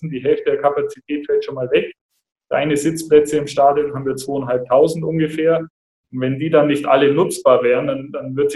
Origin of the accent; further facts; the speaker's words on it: Augsburg, Bavaria, Germany; hier in Augsburg groß geworden und dann bin ich äh, 99 weg nach Kassel für ein Jahr